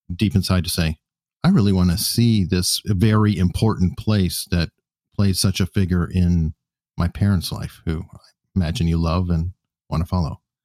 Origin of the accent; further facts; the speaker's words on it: United States; I'm so American